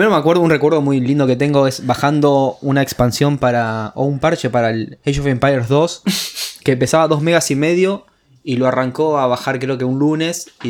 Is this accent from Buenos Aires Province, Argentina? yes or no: no; Entre Ríos, Argentina; yo soy de Entre Ríos y en el 2001 no teníamos luz. O sea, no tuvimos hasta el 2006. El 2006 llegó el telégrafo allá.